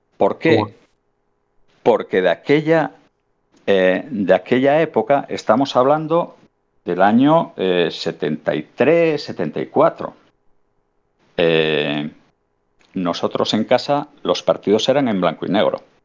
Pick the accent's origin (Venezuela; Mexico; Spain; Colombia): Spain; Avilés, Asturias; yo soy de Avilés, vivíamos en el, en el Quirinal y teníamos el Suárez Puerta a, dos calles